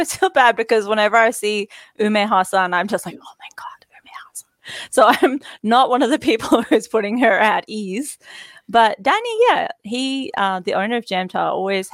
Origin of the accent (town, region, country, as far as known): Australia